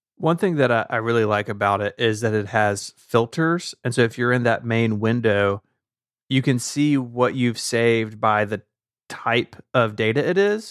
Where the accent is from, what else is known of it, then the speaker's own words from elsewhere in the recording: the South, United States; as a Southerner